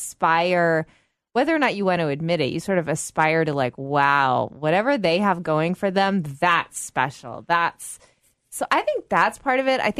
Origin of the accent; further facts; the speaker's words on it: United States; we're American